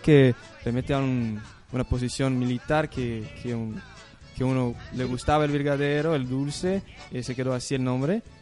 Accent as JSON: {"language": "Spanish", "town": "Limeira", "region": "São Paulo", "country": "Brazil", "second_language": "Spanish", "moved": "as an adult", "lives_now": "Córdoba, Argentina", "said": "Yo soy de São Paulo, pero no de la capital, soy del interior de São Paulo, una ciudad que se llama Limeira"}